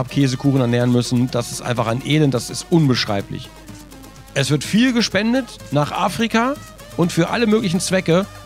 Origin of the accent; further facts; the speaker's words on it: Kleve, North Rhine-Westphalia, Germany; Ich komme aus Kleve, ich komme aus Kleve.